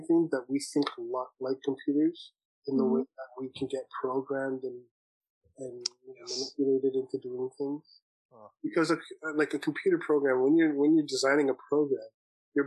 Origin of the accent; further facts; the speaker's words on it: Brampton, Ontario, Canada; I grew up in Brampton